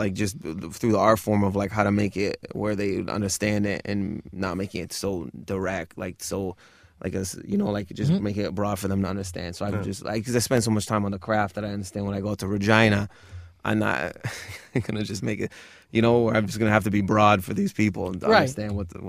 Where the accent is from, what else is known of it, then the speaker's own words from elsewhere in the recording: Michigan, United States; Because I grew up near Detroit, and my cousins used to play hip hop all the time.